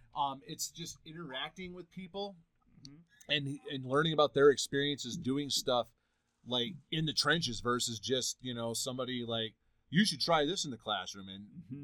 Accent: Michigan, United States; moved away; also born or lived in Nevada; Growing up in Michigan

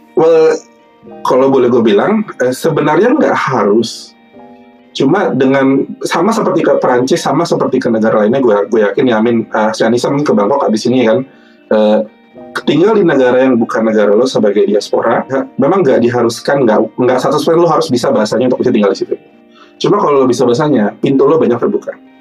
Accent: Jakarta, Indonesia; moved away; aku asli Jakarta, asli Jakarta Timur, lahir dan besar di sana

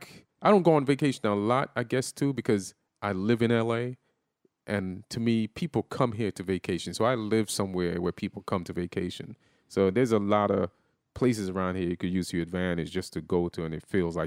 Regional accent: New York, United States; also born or lived in England; I'm from New York.

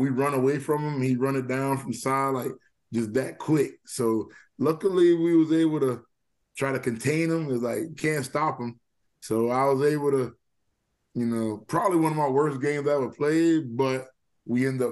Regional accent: Walterboro, South Carolina, United States; now in Charleston, United States; my childhood right there growing up in Walterboro

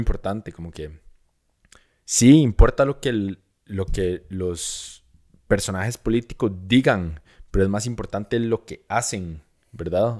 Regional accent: Costa Rica

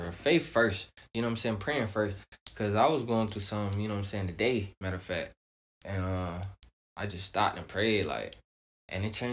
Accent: Nigeria; My mom, my dad. You feel me? I'm from Nigeria, so you know, West African.

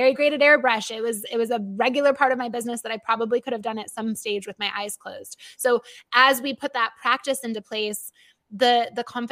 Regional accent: Michigan, United States; my home state of Michigan

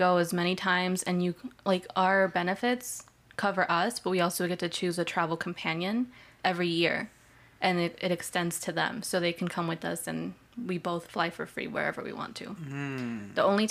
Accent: Mocksville, North Carolina, United States; moved away; also born or lived in California; So I was born in California. I grew up in Mocksville, North Carolina, which is an hour south.

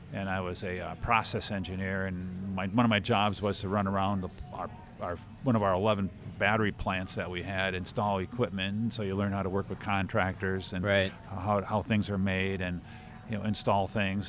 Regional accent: Brown Deer, Wisconsin, United States; my brother and myself, we grew up in Brown Deer, uh, Wisconsin

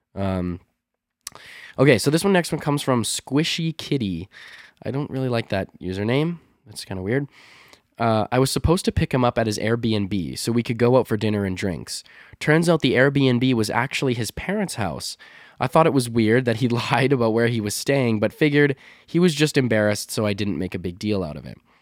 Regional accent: Canada; accent: North American, Canadian, Midwest; my accent, like m, uh, my North American, Canadian, uh, Midwest sort of accent is so flat.

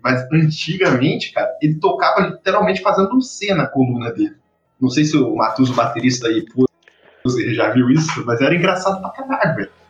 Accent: Rio de Janeiro, Brazil; eu sou carioca

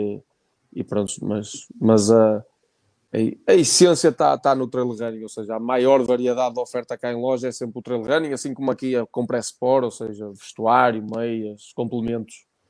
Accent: Barcelos, Norte, Portugal; no hospital, no hospital Barcelos, natural da freguesia de Silveiros, de, de, de Barcelos

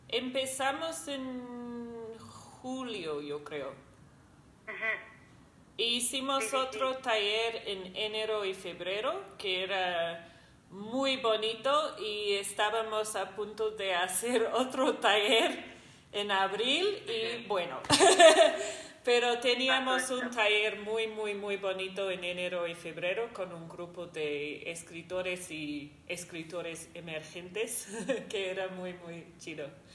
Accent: New Zealand; moved away as an adult; soy de Nueva Zelanda he vivido acá como dos años y media

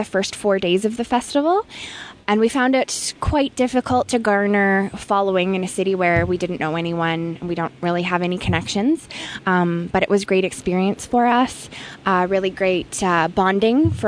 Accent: Vancouver, British Columbia, Canada; now in Edmonton, Canada; I was born in Vancouver

